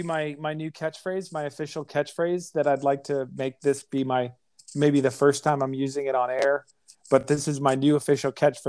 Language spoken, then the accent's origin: English; Chicago, Illinois, United States; I was born in Chicago.